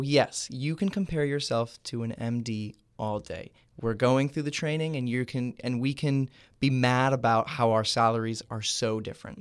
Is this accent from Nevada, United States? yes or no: no; Cooper City, Florida, United States; I am from Cooper City, Florida